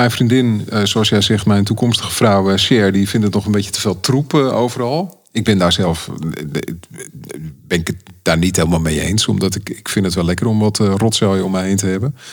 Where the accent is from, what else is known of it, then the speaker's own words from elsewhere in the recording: Amsterdam, North Holland, Netherlands; also born or lived in Schagen; Ik kom uit Amsterdam en ik heb mijn huis verkocht afgelopen jaar. En ik mag hier heel eventjes bivakeren in, in het prachtige Noord-Holland, waar ik ook vandaan kom.